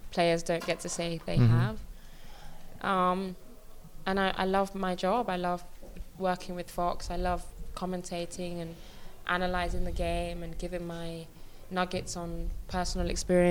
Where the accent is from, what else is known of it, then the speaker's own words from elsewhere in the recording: England, United Kingdom; me as a British Nigerian football player